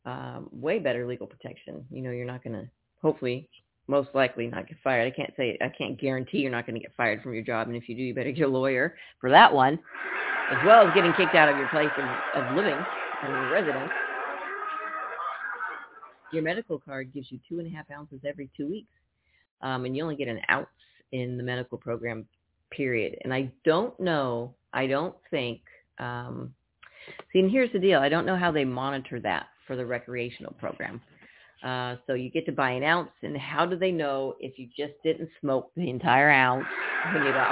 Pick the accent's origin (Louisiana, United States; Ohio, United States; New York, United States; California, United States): California, United States; Napa; now in Tucson, United States; I'm from Napa